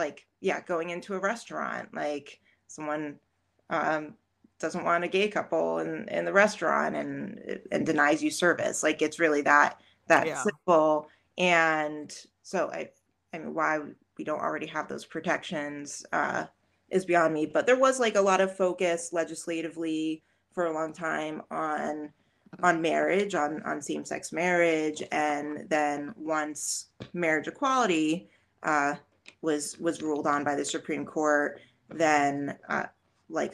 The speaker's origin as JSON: {"language": "English", "area": "Jersey Shore", "region": "New Jersey", "country": "United States", "moved": "yes", "lives_now": "Scranton, United States", "said": "because I'm from New Jersey originally, but represent Jersey Shore girl."}